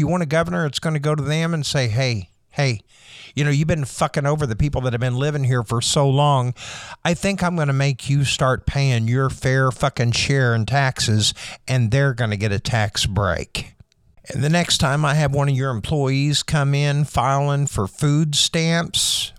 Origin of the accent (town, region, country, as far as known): United States; born or raised there